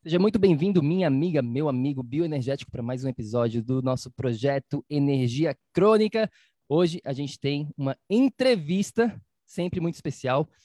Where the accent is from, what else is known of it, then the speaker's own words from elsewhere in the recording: Florianópolis, Santa Catarina, Brazil; eu sou de Florianópolis